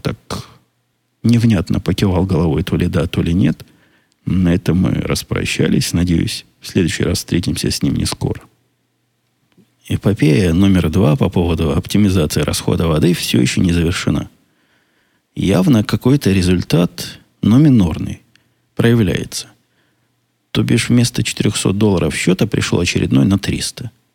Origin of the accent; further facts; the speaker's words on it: Israel; now in United States; я из Израиля